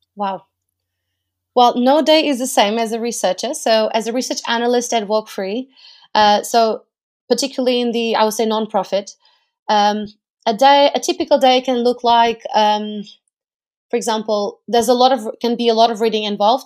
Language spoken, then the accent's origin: English; Portugal; moved away as an adult; now in United Kingdom; I am from Portugal. I lived in the U K for over five years now